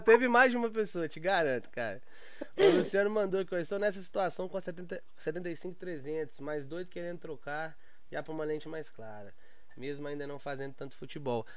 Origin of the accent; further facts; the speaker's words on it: Belo Horizonte, Minas Gerais, Brazil; sou lá de Belo Horizonte